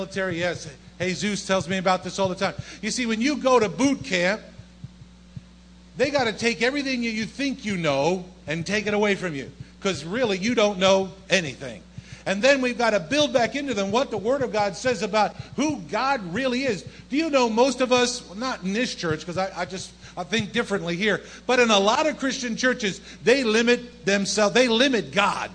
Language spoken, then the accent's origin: English; New Jersey, United States; moved away as an adult; also born or lived in Bronx, New York; born and raised in South Jersey